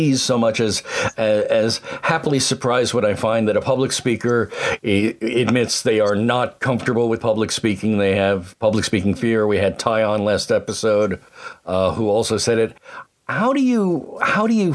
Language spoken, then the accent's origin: English; Eastern Pennsylvania, United States; I was raised in Eastern Pennsylvania.